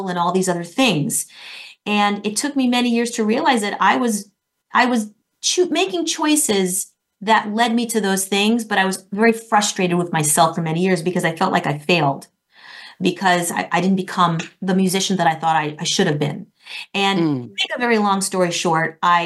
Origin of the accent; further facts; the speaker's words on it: Florida, United States; moved away as an adult; also born or lived in New York City; I'm from Florida